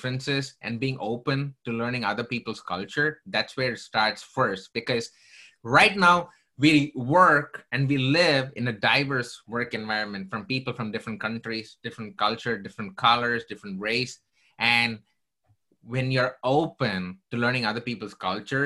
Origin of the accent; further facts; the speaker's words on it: South India, India; moved away; I came from southern part of India